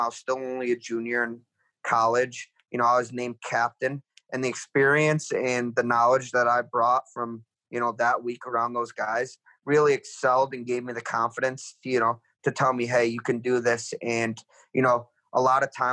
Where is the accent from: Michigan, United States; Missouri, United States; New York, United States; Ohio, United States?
New York, United States; an hour from Buffalo; here I am in Buffalo, New York, an hour away from where I grew up